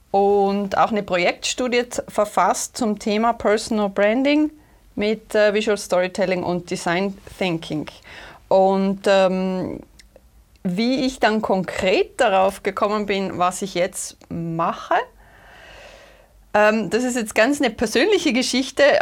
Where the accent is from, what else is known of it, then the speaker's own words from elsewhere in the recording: Austria; accent: Austrian; österreichischen Akzent da heute.